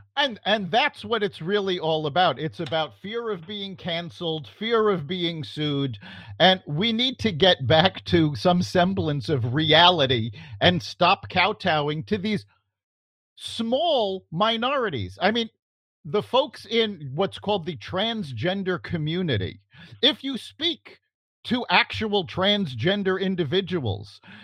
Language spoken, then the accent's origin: English; New York City, New York, United States; I grew up in New York City